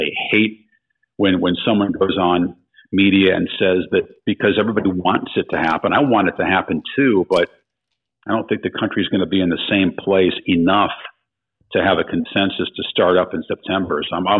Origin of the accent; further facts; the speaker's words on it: New York, United States; as you know, being a New Yorker, it might not be the first, but it would be one of the biggest.